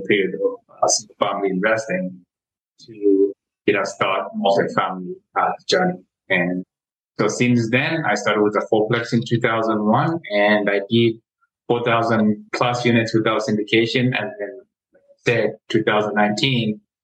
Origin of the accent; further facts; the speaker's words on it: Kenya; moved away as an adult; now in United States; born and raised in Kenya. I came to the US to go to college